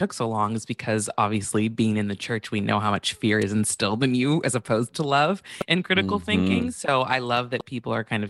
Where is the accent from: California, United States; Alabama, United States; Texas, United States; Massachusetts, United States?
California, United States; Santa Barbara; I grew up in Santa Barbara, which is predominantly a white city.